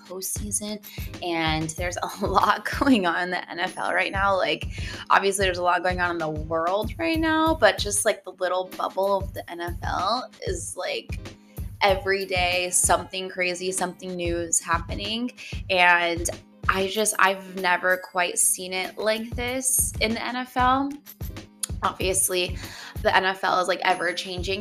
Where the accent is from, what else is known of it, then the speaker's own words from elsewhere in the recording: Denver, Colorado, United States; now in Los Angeles, United States; I'm from Denver, so I'm a huge Broncos fan